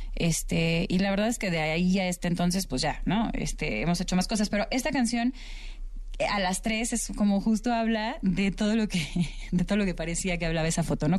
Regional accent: Guadalajara, Jalisco, Mexico; en mi tierra, en Guadalajara

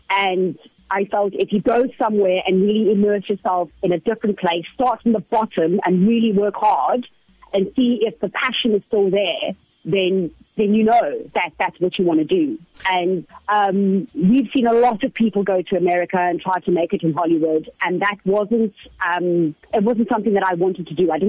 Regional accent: South Africa; I grew up on TV in South Africa. I started at such a young age that it all just it all just happened.

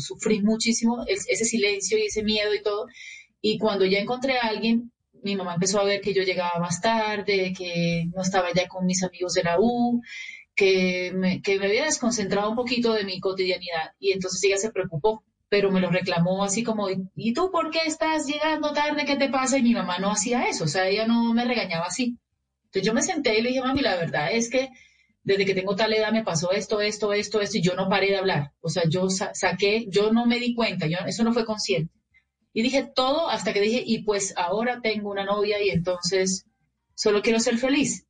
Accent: Barranquilla, Atlántico, Colombia

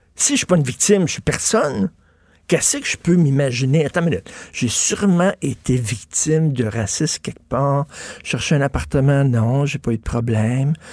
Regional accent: Quebec, Canada

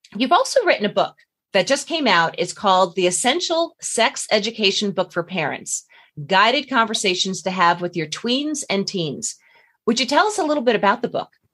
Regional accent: Long Island, New York, United States; we're both from Long Island

